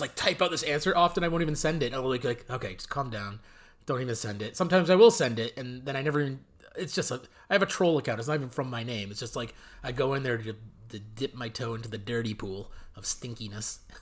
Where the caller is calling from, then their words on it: California, United States; I'm calling in from California.